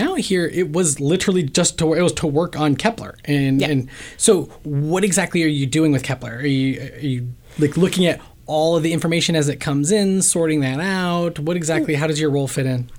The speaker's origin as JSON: {"language": "English", "region": "Ohio", "country": "United States", "tie": "born or raised there", "moved": "yes", "lives_now": "Bay Area, United States", "said": "I grew up in Ohio"}